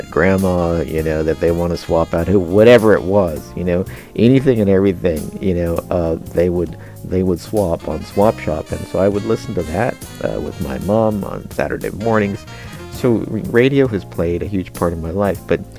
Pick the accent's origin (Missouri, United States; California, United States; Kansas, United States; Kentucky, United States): Kansas, United States; moved away as an adult; also born or lived in Denver, Colorado; of course I grew up in Kansas. There weren't a lot of radio stations, you know, KJCK.